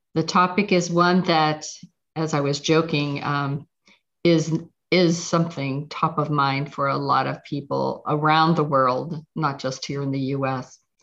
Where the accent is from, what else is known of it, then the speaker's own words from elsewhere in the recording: Pittsburgh, Pennsylvania, United States; moved away; I'm from Pittsburgh